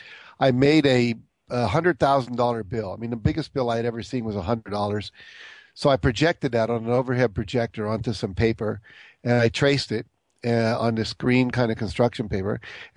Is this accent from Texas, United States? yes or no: yes; Texas, United States; born there; Well, I was born in Texas to a father who was in the Air Force.